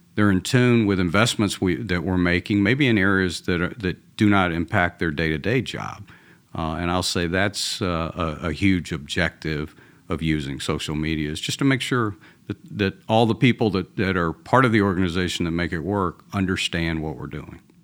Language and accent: English; Atlanta, Georgia, United States; accent: Georgia; now in Texas, United States; I'm originally from Atlanta, from uh, a, Southern boy. So even though I live in Texas now, this is a Georgia accent